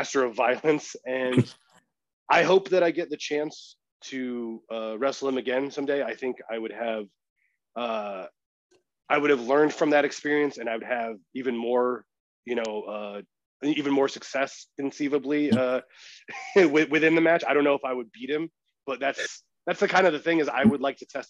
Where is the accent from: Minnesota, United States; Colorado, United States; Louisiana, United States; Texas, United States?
Colorado, United States; moved away as an adult; now in West Coast, United States; I lived in Colorado for almost my entire life